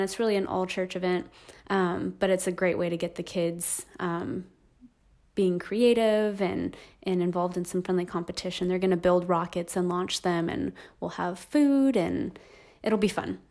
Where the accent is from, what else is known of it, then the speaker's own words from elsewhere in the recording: Hesperia, California, United States; also born or lived in Aliso Viejo, California; I grew up in Hesperia, California, so in the high desert, um, in the Inland Empire. Um, and I was there, um, till I was eighteen